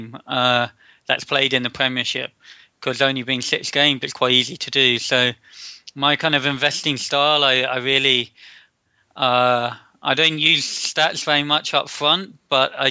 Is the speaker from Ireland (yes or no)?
no; London, United Kingdom; also born or lived in Bradford / Cranfield; I'm English. I grew up in West London with a bit of Irish heritage in the family.